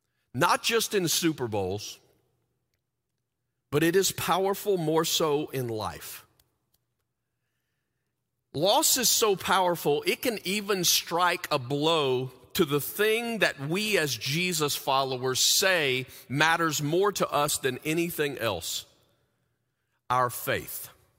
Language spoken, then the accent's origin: English; the South, United States; moved away; When we moved to the Midwest like 26 years ago, we came from the South.